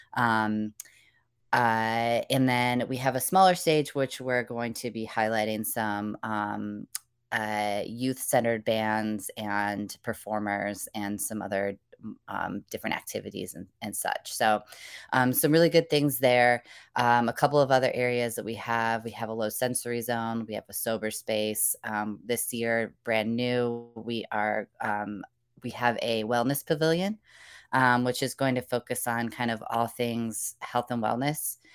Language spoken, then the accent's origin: English; Indiana, United States; now in North Carolina, United States; I'm originally from the Midwest, uh, Indiana in particular